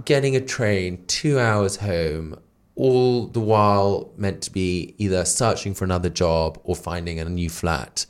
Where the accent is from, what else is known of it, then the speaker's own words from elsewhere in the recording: Darlington, North East England, United Kingdom; now in London, United Kingdom; the northeast where I'm from. I'm from Darlington in County Durham.